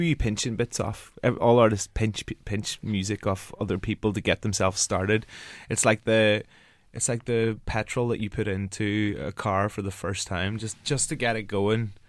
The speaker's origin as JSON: {"language": "English", "region": "Northern Ireland", "country": "United Kingdom", "tie": "born or raised there", "accent": "Northern Ireland accent", "moved": "yes", "said": "I'm from Ireland and, like, we're not, like, not a nation, like, notorious for our, um, dancing. But I come from a town which is, like, twenty thousand"}